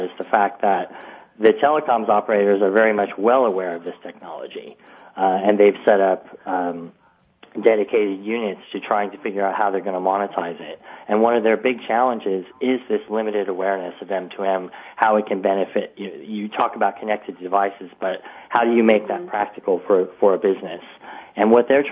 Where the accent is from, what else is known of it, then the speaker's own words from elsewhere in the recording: United States; now in United Kingdom; I'm actually an American